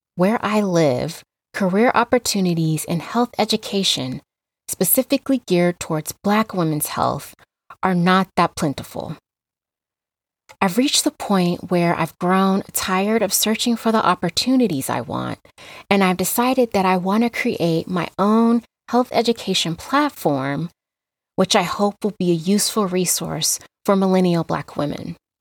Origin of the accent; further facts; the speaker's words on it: Las Vegas, Nevada, United States; now in Reno, United States; I was raised in Las Vegas, Nevada, but I currently live in Reno, Nevada